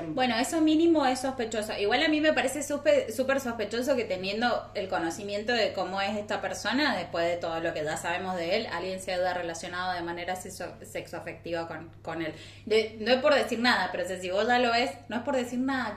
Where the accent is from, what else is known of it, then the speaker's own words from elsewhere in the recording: San Martín, Mendoza, Argentina; yo soy de San Martín.